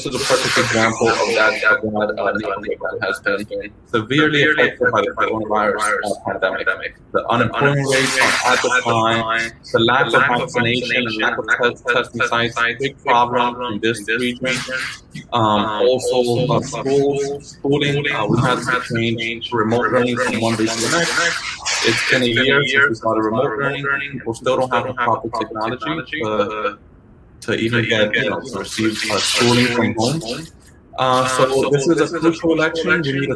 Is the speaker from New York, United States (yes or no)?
yes; Bronx, New York, United States; I grew up in the Bronx, I know about our issues